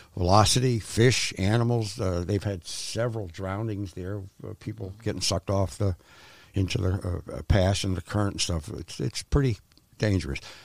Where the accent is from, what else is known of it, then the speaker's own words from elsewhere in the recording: Clinton, Connecticut, United States; moved away as an adult; also born or lived in Florida; I was born up north in Connecticut, in a small town called Clinton, where I taught myself to dive when about sixteen